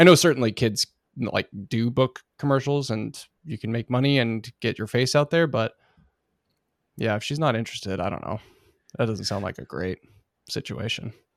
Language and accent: English; Oregon, United States; I grew up in Oregon